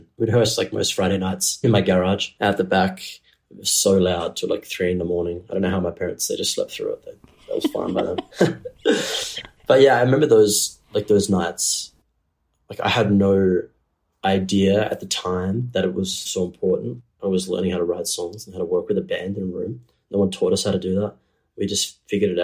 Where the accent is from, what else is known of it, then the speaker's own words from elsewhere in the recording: Geraldton, Western Australia, Australia; now in Perth, Australia; Geraldton, as like an environment to grow up in, is quite a beautiful place